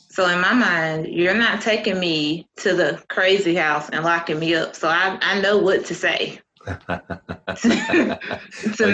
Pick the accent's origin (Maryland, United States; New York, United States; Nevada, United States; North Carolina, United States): North Carolina, United States; Eastern; I grew up in North Carolina, Eastern North Carolina